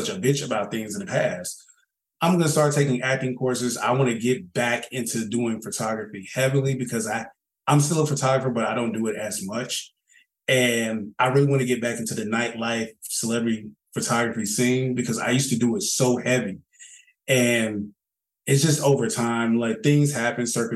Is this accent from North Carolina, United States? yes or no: yes; Charlotte, North Carolina, United States; accent: Southern; moved away as an adult; now in Atlanta, United States; I'm from Charlotte. Ask about us. East side